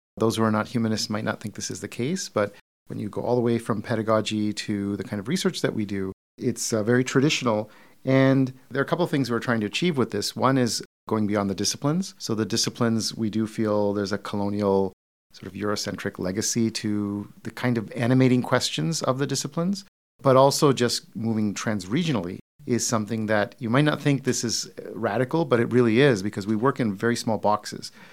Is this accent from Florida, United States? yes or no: no; Detroit, Michigan, United States; I'm from Detroit.